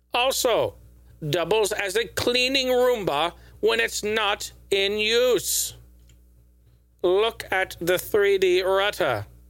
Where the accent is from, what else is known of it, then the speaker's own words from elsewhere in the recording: Pacific Northwest, United States; We're both from the Pacific Northwest.